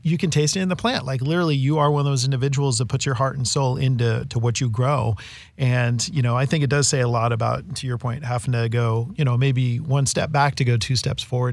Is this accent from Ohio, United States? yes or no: no; California, United States; I'm a Westerner. I guess I'm a referee in this game because I'm from California